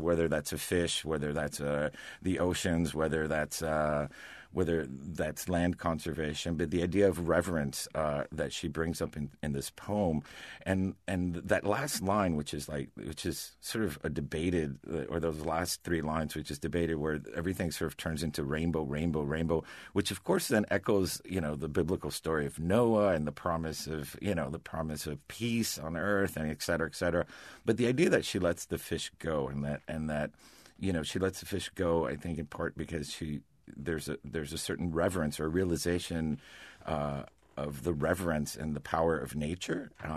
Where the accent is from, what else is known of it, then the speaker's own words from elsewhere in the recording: Florida, United States; moved away; also born or lived in Maine; growing up in Florida before I moved to Maine